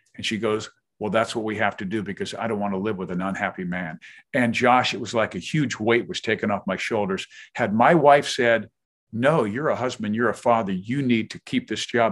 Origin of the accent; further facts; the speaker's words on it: Kansas City, Missouri, United States; moved away as an adult; also born or lived in Manhattan, Kansas / Hastings, Nebraska / Topeka, Kansas / Cincinnati; I've spent the last eleven in Kansas City, which is my hometown